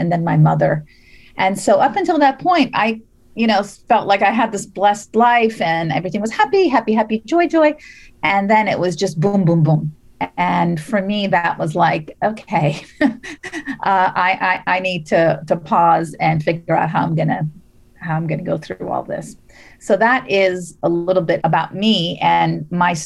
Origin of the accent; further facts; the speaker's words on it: Las Vegas, Nevada, United States; also born or lived in Beirut, Lebanon; now in Bay Area, United States; I'm originally from Beirut, and my family moved to Las Vegas when I was seven.